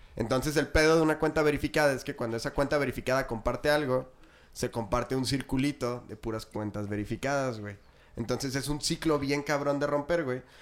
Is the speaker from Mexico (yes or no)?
yes; Chihuahua, Mexico; todos somos de Chihuahua